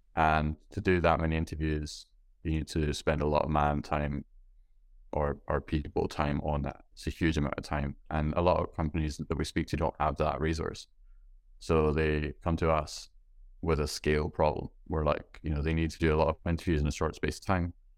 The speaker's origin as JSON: {"language": "English", "region": "Scotland", "country": "United Kingdom", "said": "being from Scotland where it's, uh, it's dark and rainy"}